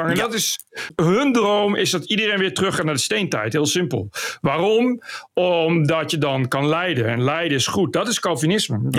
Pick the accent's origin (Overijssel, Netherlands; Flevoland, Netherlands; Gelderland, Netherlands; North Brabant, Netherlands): Gelderland, Netherlands; Ik kom van de Veluwe.